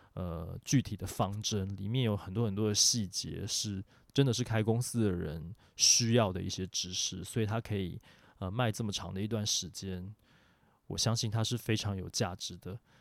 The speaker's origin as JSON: {"language": "Chinese", "country": "Taiwan", "said": "我们台湾这边"}